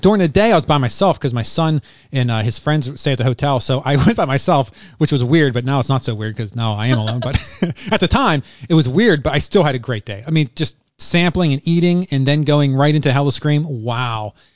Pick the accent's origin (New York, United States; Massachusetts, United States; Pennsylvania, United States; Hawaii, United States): Pennsylvania, United States; Western; also born or lived in Virginia; now in Florida, United States; I grew up in Pennsylvania, Western Pennsylvania